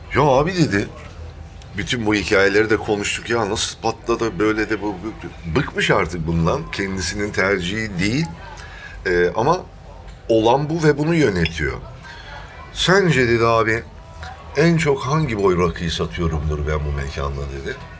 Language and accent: Turkish; Thrace, Turkey; accent: Thracian; moved away; Trakya'ya gidince benim şivem de iki gün alıyor değişmesi, tabii, tabii, Trakya de şivesine bürünmesi. Ee, yani aslen Trakyalıyım.